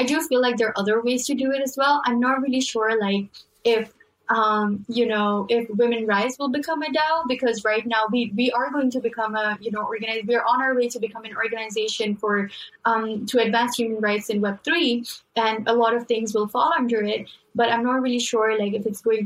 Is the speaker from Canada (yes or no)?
no; Pakistan; now in United States; I come from Pakistan